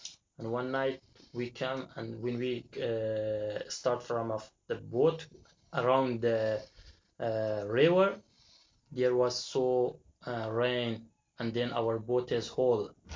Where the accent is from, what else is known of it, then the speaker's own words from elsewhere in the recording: Afghanistan; English is a second language; also born or lived in Iran / Turkey; now in Greece; I come from Afghanistan to Iran by passport.